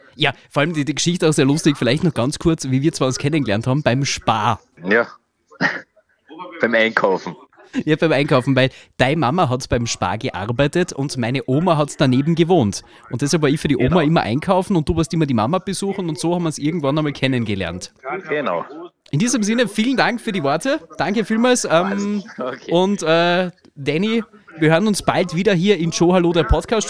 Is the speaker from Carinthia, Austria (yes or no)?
yes; Villach, Carinthia, Austria; Ich bin ja auch aus Kärnten, aus Villach.